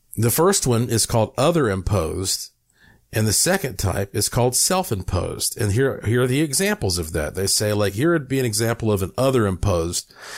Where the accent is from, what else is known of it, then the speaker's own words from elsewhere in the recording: North Carolina, United States; I am from North Carolina